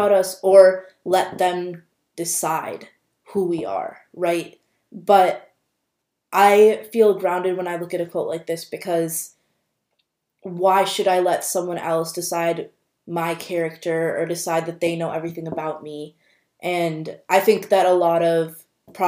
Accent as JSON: {"language": "English", "region": "Minnesota", "country": "United States", "tie": "born or raised there", "said": "me being born and raised in Minnesota"}